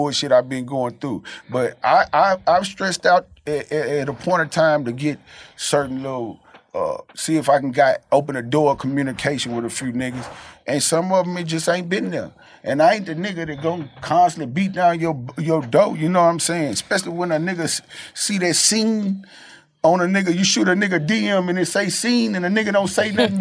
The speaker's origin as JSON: {"language": "English", "region": "the South", "country": "United States", "said": "I'm from the South"}